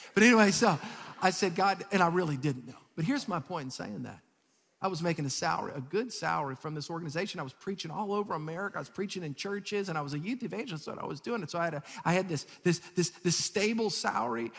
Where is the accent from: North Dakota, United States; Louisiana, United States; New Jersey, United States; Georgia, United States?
Louisiana, United States; South; I'm from South Louisiana.